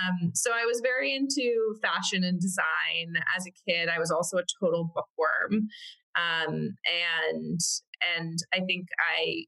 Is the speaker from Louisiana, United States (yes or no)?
no; Connecticut, United States; moved away as an adult; now in Brooklyn, United States; I am from Connecticut, in a suburb of New York, and grew up there my entire life.